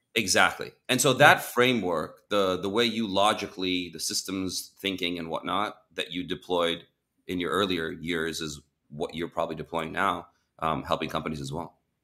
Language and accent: English; Champaign, Illinois, United States; moved away as an adult; also born or lived in Iran / Southern California; moved to America when I was six years old from Iran, uh, went to live in Champaign, Illinois